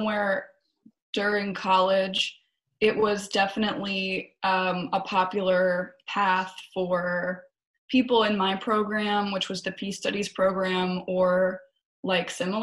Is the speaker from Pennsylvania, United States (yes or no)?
yes; outside of Philadelphia, Pennsylvania, United States; also born or lived in Baltimore; I grew up outside of Philadelphia